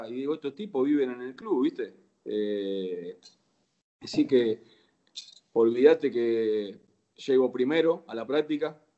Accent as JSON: {"language": "Spanish", "town": "Banfield", "region": "Buenos Aires Province", "country": "Argentina", "tie": "born or raised there", "also_born_or_lived": "Lomas de Zamora", "said": "Yo nací en Loma de Zamora, este, viví en Banfield casi toda mi vida y me crié. Ahí tengo todos mis amigos"}